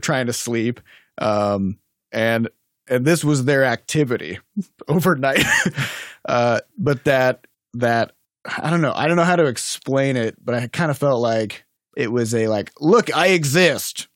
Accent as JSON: {"language": "English", "region": "Midwest", "country": "United States", "also_born_or_lived": "Iowa / Saint Louis", "said": "I'm from the Midwest"}